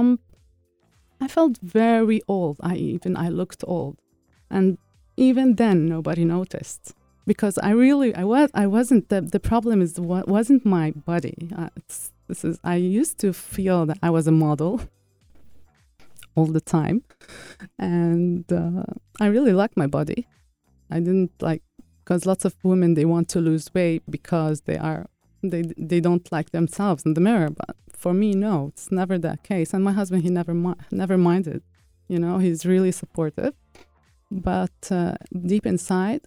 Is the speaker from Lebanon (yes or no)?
yes; Lebanon; moved away; my home country, Lebanon